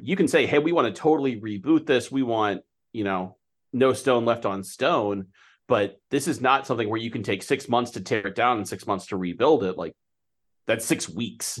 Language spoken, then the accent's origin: English; United States; I'm an American soccer fan